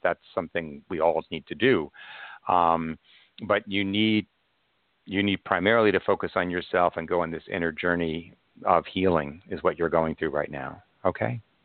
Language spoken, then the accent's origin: English; Long Island, New York, United States; I'm from Long Island as well